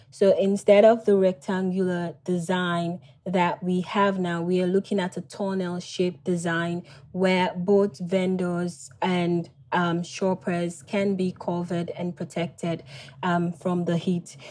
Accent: Freetown, Western Area, Sierra Leone; I was born and raised in Freetown

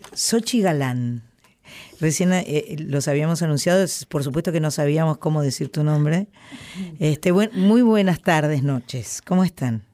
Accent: Buenos Aires, Argentina; soy eh, argentina, soy porteña, amo el río de la Plata

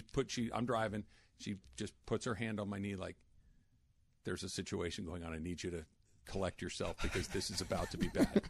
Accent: San Clemente, California, United States; I'm from Orange County. By the way, South Orange County, like San Clemente

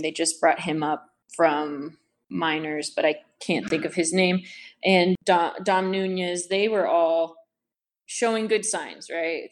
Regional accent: San Diego, California, United States; I grew up in San Diego

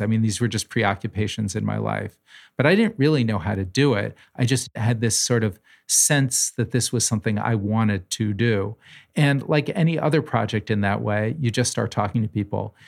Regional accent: New Haven, Connecticut, United States; When I was a child growing up in New Haven

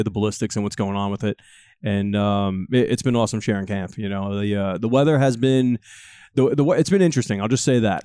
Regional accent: Northeast, United States; growing up in the Northeast

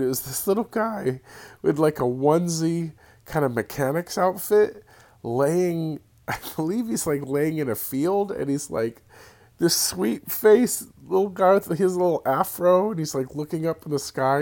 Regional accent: Santa Cruz, California, United States; my hometown, Santa Cruz

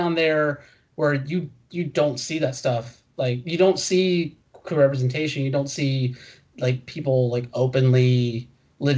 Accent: Moultrie, Georgia, United States; I grew up in Moultrie

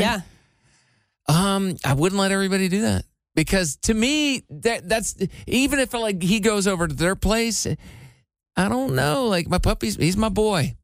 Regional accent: Iowa, United States; I am from Iowa

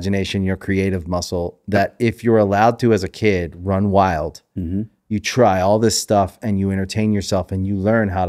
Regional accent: Maryland, United States; born or raised there

